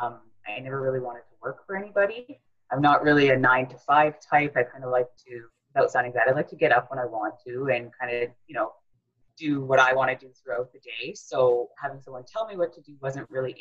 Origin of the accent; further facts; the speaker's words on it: Thunder Bay, Ontario, Canada; now in Toronto, Canada; I was actually born and raised in Thunder Bay, Ontario